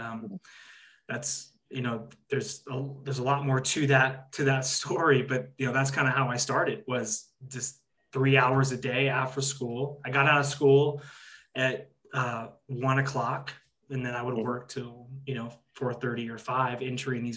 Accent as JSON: {"language": "English", "area": "Orange County", "region": "California", "country": "United States", "tie": "born or raised there", "said": "I grew up in Orange County, California"}